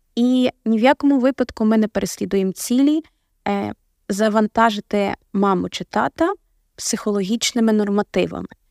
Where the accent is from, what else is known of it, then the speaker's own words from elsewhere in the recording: Lviv Oblast, Ukraine; Я сама е, народилась у Львівській області